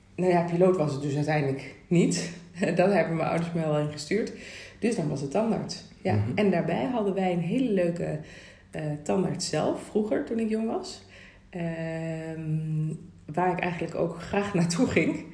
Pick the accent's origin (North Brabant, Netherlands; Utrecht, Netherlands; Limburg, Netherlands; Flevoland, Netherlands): North Brabant, Netherlands; Rosmalen; ik ben opgegroeid in Rosmalen bij Den Bosch. Dus echt van de Brabantse gezelligheid